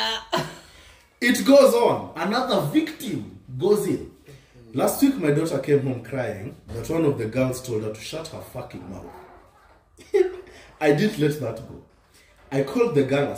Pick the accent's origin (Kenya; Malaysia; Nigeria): Kenya; Western; me and Tony were growing up in Western